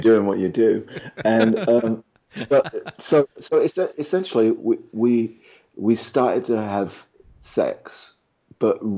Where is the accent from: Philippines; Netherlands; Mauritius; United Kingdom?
United Kingdom; England; moved away as an adult; now in Los Angeles, United States; I grew up in England, so ostensibly in a non-religious world.